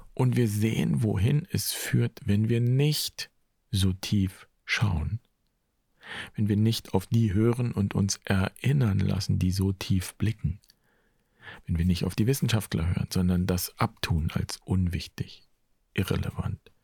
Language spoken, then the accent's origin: German; Germany; hier bei uns in Deutschland